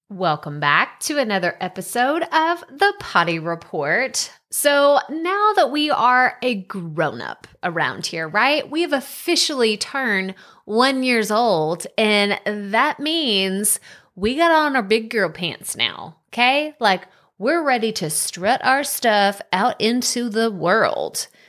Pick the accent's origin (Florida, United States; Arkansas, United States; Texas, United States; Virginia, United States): Texas, United States; Matthew McConaughey is from very close to my hometown